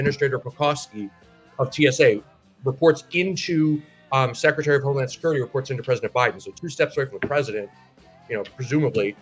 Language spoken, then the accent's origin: English; Northeast Ohio, United States; I'm from Northeast Ohio